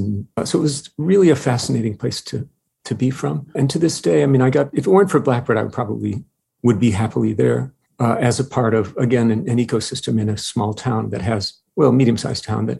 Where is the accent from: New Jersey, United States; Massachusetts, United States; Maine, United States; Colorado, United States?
New Jersey, United States; Princeton; born there; also born or lived in New York City / La Jolla / Montreal / France; I was born in Princeton, New Jersey, lived there when I was in second grade, lived in New York City, La Jolla, California, Montreal, Amsterdam for some months, where my wife is from.